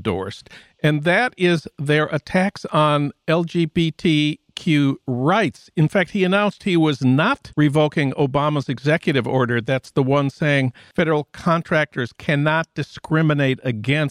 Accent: Minnesota, United States; my home state of Minnesota

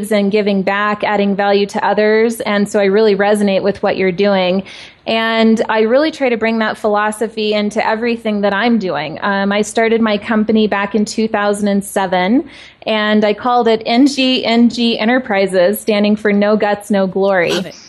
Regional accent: Tucson, Arizona, United States; now in Denver, United States; I'm originally from Tucson, Arizona, and now living in Denver.

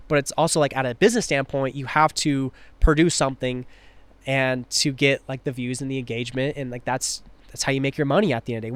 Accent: Tri-Cities, Washington, United States; moved away; I wanna rep my hometown." So, three cities. Tri-Cities

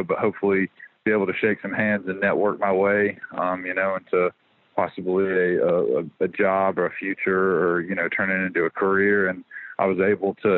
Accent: Birmingham, Alabama, United States; growing up in Birmingham

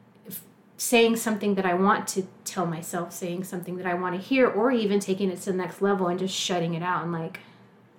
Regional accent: San Marcos, Texas, United States; moved away as an adult; also born or lived in Austin, Texas; now in Lawrence, United States; I came here from Austin. I'm Texas. Originally from a town just south of Austin called San Marcos.

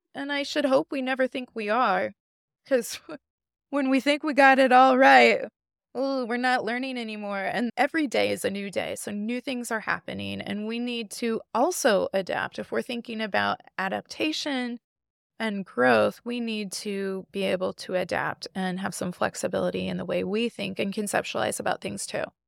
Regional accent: Midwest, United States; I grew up in the Midwest.

